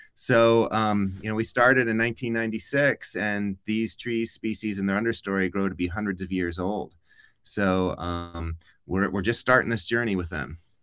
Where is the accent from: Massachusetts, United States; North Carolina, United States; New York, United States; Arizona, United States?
Arizona, United States; Tucson; I grew up in Tucson, but my family's not from here